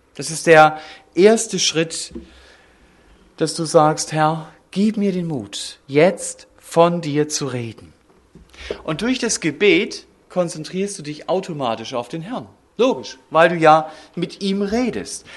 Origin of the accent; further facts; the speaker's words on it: Germany; wir als Deutsche